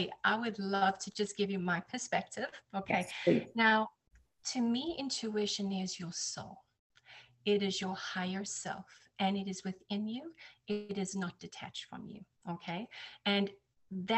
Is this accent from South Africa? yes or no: yes; South Africa; also born or lived in United Kingdom / New Jersey, United States / Texas, United States; now in Florida, United States; I'm South African, and that's where I was born and raised